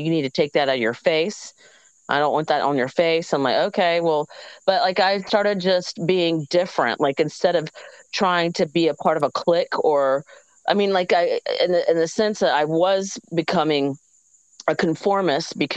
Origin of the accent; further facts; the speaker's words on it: Georgia, United States; also born or lived in South Carolina; I moved from South Carolina to Georgia, and I had to make new friends when I was 10 years old